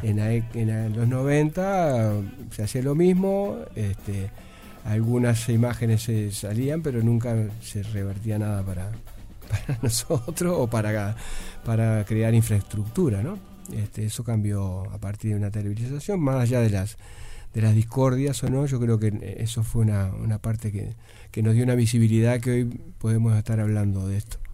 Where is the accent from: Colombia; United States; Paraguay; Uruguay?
Uruguay; Nueva Palmira, Colonia; yo, soy de Nueva Palmira